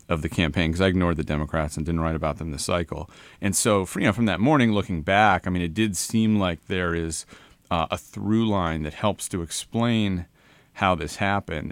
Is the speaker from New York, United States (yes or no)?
no; Connecticut, United States; I'm from Newland, Connecticut